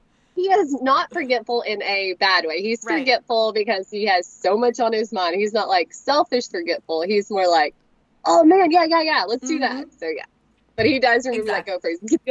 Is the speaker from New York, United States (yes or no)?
no; Corpus Christi, Texas, United States; born there; now in Longview, United States; I'm more in the Longview, Tyler area.